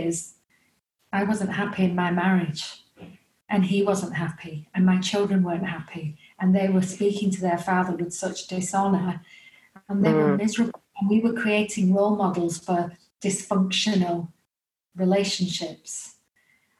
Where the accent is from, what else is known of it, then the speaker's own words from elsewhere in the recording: England, United Kingdom; as you can tell by my accent, I'm from England.